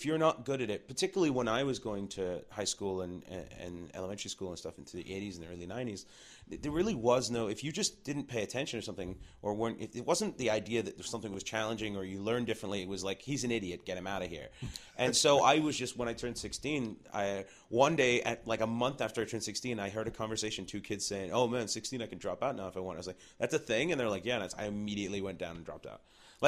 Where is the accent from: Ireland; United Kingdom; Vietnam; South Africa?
United Kingdom; England; …, and then they toured all over Europe because we're from England, right?